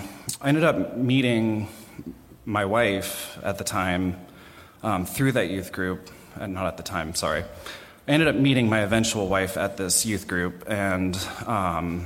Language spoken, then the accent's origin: English; Columbus, Ohio, United States; also born or lived in Lewis Center, Ohio; I was born and raised in Columbus, Ohio